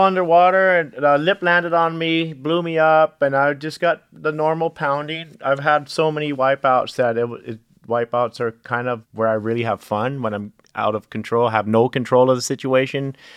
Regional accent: Hawaii, United States; growing up in Hawaii

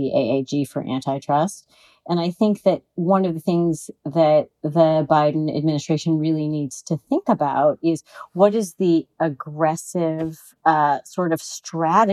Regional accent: California, United States; I'm a Californian

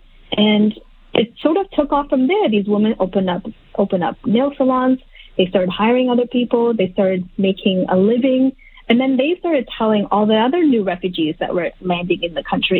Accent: Halifax, Nova Scotia, Canada; I grew up in Halifax, Nova Scotia

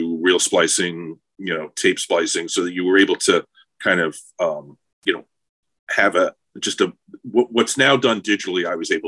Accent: Long Island, New York, United States; I was from Long Island

